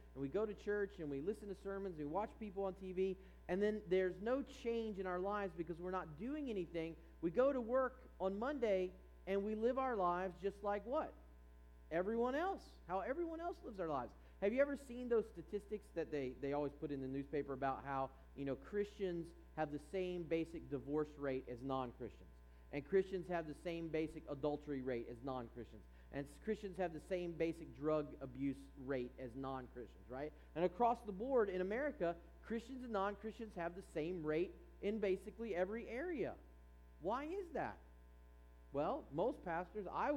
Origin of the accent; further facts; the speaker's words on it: East Coast, United States; now in California, United States; growing up on the East Coast